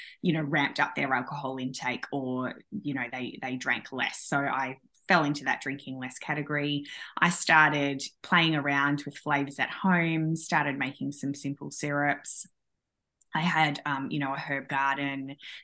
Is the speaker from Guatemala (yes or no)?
no; Australia; I'm from Australia